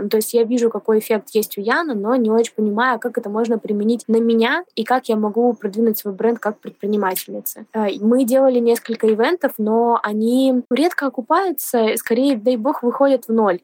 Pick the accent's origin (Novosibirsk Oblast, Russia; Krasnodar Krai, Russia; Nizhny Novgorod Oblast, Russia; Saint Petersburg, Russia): Saint Petersburg, Russia; в Питере, в моем родном городе